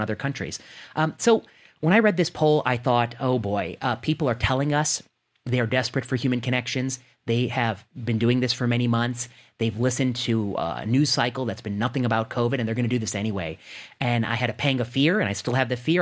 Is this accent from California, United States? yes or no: no; Indiana, United States; also born or lived in Ohio; I grew up in the Midwest. I grew up in Indiana. Uh, I grew up in, I was born in Ohio.